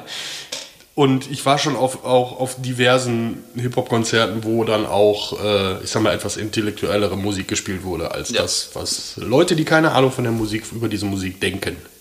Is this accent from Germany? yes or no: yes; Ruhr area, North Rhine-Westphalia, Germany; ich komme aus dem Ruhrpott